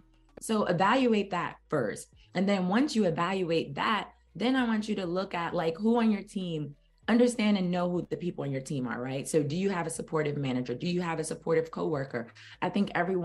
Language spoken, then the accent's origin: English; New York City, New York, United States; I'm from Brooklyn, New York